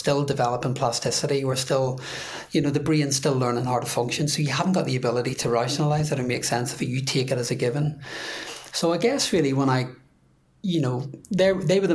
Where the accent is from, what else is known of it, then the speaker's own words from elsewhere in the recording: Belfast, Northern Ireland, United Kingdom; moved away; I'm growing up in Northern Ireland